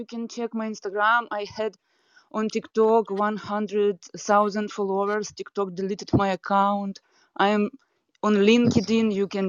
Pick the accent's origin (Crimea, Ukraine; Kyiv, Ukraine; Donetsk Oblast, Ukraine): Crimea, Ukraine; English is a second language; I am in Crimea right now. I was born here in Crimea, and 8 years ago, Russian army came to Crimea.